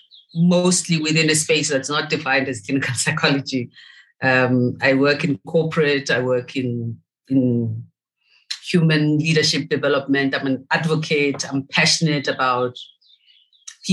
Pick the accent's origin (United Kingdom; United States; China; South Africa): South Africa; Soweto, Gauteng; I'm from Soweto originally.